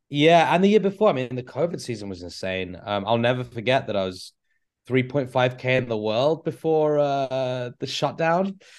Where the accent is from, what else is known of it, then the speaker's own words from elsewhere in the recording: Canterbury, South East England, United Kingdom; now in Milwaukee, United States; I'm originally from Canterbury, England